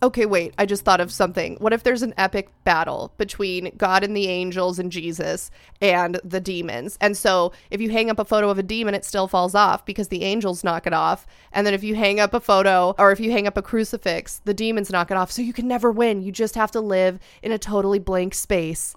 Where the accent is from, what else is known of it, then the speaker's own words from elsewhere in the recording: Ventura County, California, United States; I am also from Ventura County